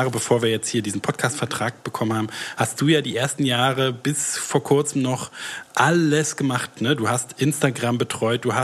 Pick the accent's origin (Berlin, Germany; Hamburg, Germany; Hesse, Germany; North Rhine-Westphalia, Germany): Berlin, Germany; ich, bin, ich komme aus Berlin